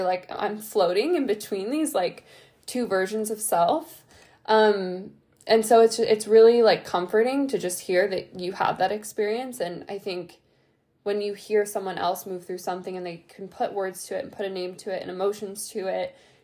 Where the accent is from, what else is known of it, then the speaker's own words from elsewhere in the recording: Ohio, United States; moved away as an adult; also born or lived in Italy / California; I've been in Ohio, my hometown, since December